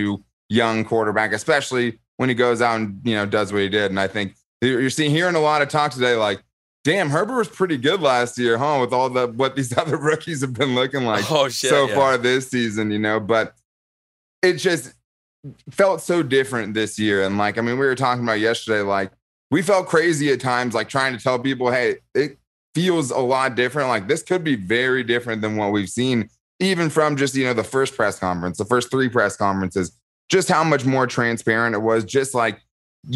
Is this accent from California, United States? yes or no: yes; San Diego, California, United States; I grew up in San Diego. I'm still in San Diego. I've always lived in San Diego